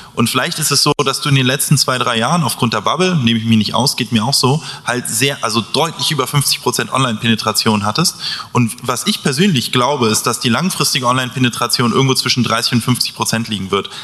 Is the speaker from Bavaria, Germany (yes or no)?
no; Hamburg, Germany; also ich komme ja auch aus Hamburg